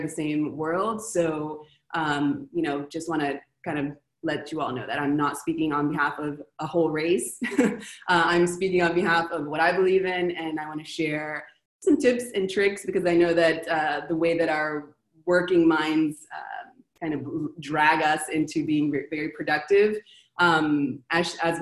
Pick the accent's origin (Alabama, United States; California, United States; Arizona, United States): California, United States; Los Angeles; moved away as an adult; now in Argentina; I was born in Los Angeles